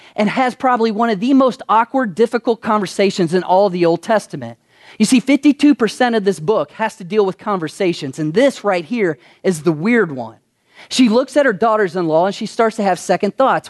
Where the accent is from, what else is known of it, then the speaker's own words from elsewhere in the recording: Kentucky, United States; moved away as an adult; now in Las Vegas, United States; I'm from Kentucky